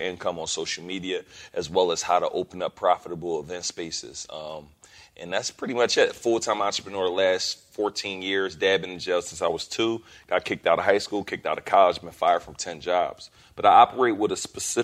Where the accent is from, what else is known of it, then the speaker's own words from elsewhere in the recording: Philadelphia, Pennsylvania, United States; I'm from Philly